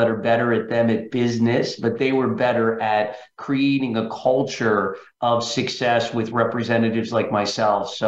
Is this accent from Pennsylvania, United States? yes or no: yes; central Pennsylvania, United States; moved away as an adult; Originally from central Pennsylvania, Frank. As such, I went to University of Pittsburgh and grew up there my first 25 years, Pennsylvania.